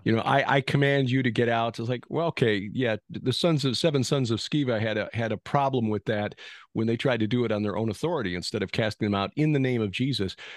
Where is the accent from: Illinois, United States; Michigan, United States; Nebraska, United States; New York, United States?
Illinois, United States; Chicago; I'm a Chicagoan because I was born there, but I'm actually, you know, German, English, Welsh, Swedish, and so on